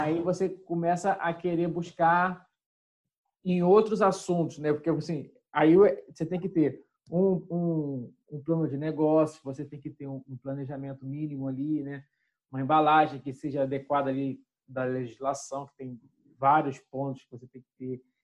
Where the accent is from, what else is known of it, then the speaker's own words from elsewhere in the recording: Rio das Ostras, Rio de Janeiro, Brazil; Eu sou de Rio das Ostras